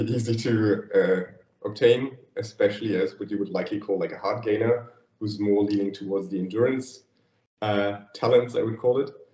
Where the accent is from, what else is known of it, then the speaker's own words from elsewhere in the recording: Thuringia, Germany; moved away as an adult; now in Berlin, Germany; I grew up like in it was it was always called like the green heart of Germany, Thuringia, and like a small 500 inhabitants village there